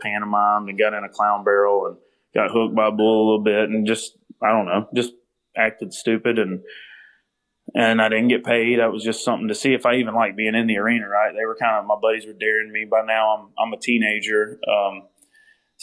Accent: Minden, Louisiana, United States; also born or lived in Heflin, Louisiana; grew up in Louisiana. I was born there in North Louisiana

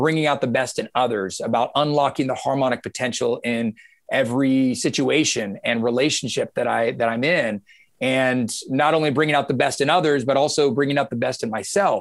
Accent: Georgia, United States; I was born and raised in Georgia

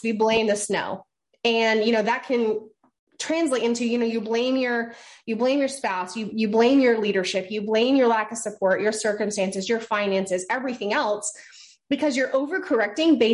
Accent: Maine, United States; I'm from Maine.

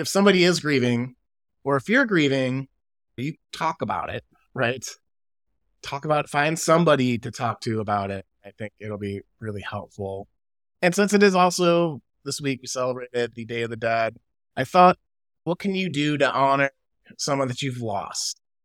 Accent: Chicago, Illinois, United States; now in California, United States; living in California, growing up in Chicago

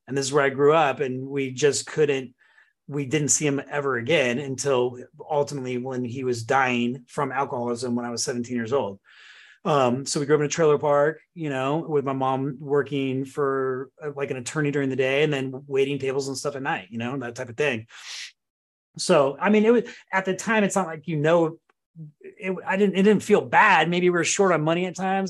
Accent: Santa Cruz, California, United States; also born or lived in Oregon / Van Nuys, California; I was born in Oregon

